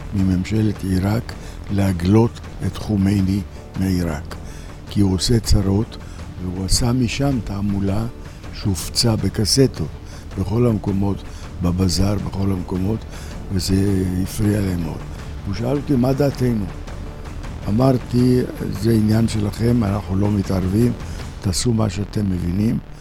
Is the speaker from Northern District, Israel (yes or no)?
yes; Tiberias, Northern District, Israel; אני טבריאני, משפחה טבריאנית